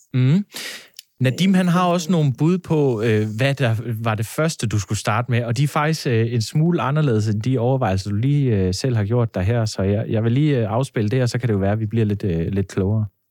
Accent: Funen, Southern Denmark, Denmark; jeg er godt nok Fynbo

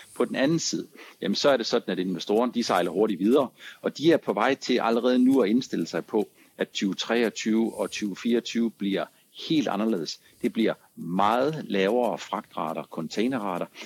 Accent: Langeland, Southern Denmark, Denmark; jeg er født på Langeland

